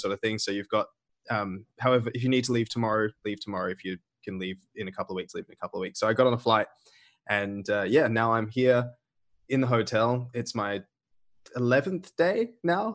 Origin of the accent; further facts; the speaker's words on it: Australia; moved away as an adult; also born or lived in United Arab Emirates; I'm gonna go back to Australia, where there's, in my home state, zero cases